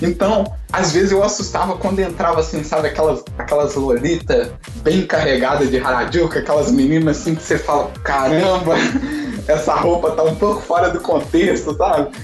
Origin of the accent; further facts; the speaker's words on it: Brazil; moved away; eu sou brasileiro